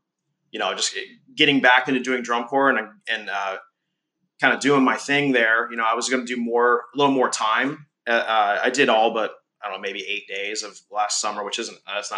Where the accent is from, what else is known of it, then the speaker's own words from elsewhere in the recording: Columbus, Ohio, United States; I grew up in Columbus, Ohio